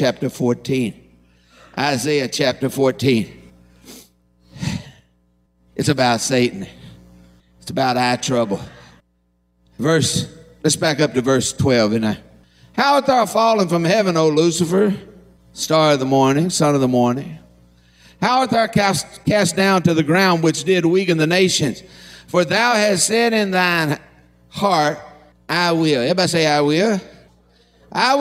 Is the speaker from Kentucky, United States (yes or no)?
yes; Harlan County, Kentucky, United States; I'm from Harlan County